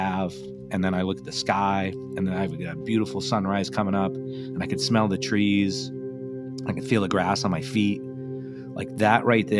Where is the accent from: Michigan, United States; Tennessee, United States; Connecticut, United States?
Connecticut, United States; I grew up in Connecticut